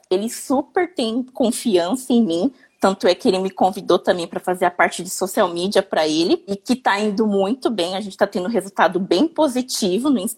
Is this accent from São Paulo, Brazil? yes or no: yes; Campinas, São Paulo, Brazil; Eu sou de Campinas, São Paulo.